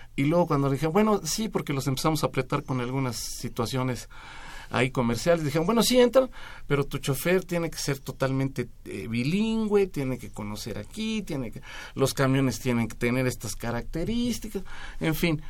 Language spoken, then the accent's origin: Spanish; Mexico; No me arrepiento de ser mexicano